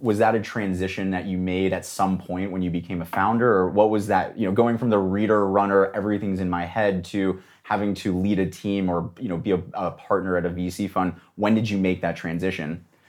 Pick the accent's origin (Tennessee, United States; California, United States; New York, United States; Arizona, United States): California, United States; Los Angeles; I grew up in Los Angeles